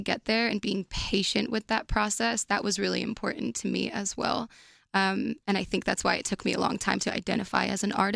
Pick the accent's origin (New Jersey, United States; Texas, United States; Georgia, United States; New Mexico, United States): New Jersey, United States; I grew up in New Jersey